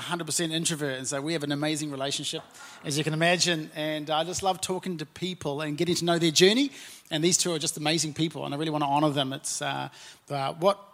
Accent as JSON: {"language": "English", "region": "Auckland", "country": "New Zealand", "tie": "born or raised there", "also_born_or_lived": "Napier", "said": "I'm from South Auckland, very proudly from South Auckland, and my wife and I were born and raised there"}